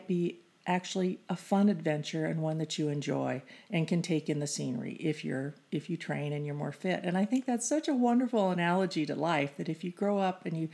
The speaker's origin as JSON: {"language": "English", "town": "Phoenix", "region": "Arizona", "country": "United States", "tie": "born or raised there", "said": "I grew up in Phoenix and won at a Phoenix high school"}